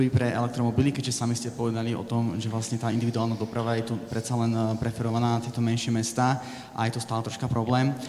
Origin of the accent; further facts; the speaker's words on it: Senica, Trnava Region, Slovakia; za Climate Communication Slovakia aj Climate Conference Slovakia, zároveň rodák, alebo teda vyrastal som v Senici.